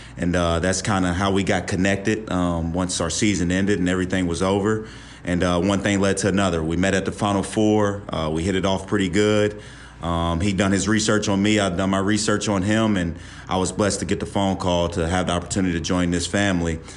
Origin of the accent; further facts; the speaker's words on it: West Virginia, United States; moved away; also born or lived in Ohio / Tampa, Florida; I'm from West Virginia